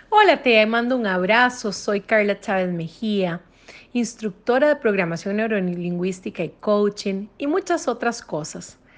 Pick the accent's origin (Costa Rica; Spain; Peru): Costa Rica; soy costarricense